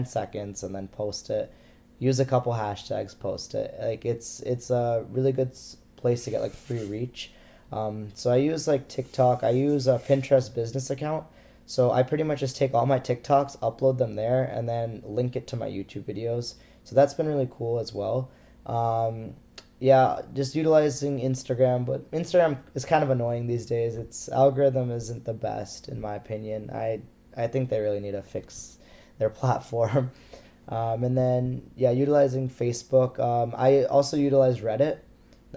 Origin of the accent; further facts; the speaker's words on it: United States; As an Indian American